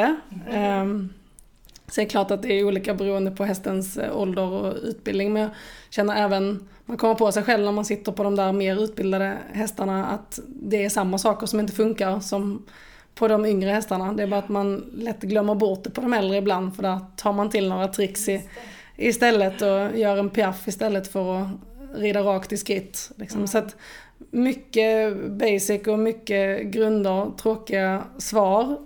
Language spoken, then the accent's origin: Swedish; Åhus, Skåne, Sweden; jag är född och uppvuxen i Åhus där jag ehm, nu har min egen gård